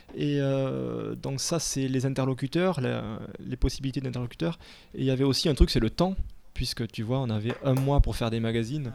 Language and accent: French; Castres, Occitania, France; now in Paris, France; je suis de de Toulouse, à côté de Toulouse, de Castres